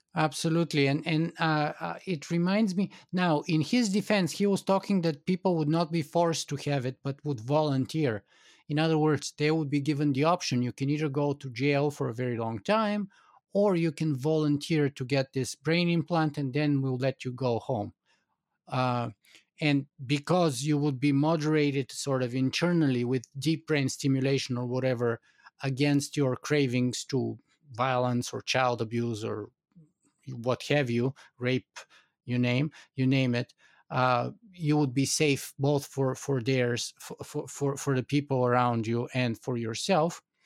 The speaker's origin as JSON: {"language": "English", "country": "Bulgaria", "tie": "born or raised there", "moved": "yes", "said": "I grew up in Bulgaria"}